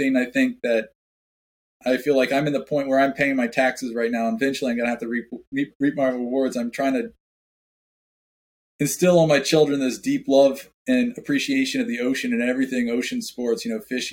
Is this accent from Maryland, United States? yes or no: yes; Maryland, United States; I grew up in Maryland, so I did a lot of fishing on the Chesapeake Bay and the eastern shore of Maryland.